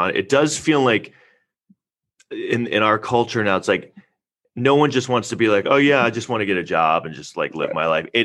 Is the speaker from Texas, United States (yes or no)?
no; New York City, New York, United States; I grew up in Manhattan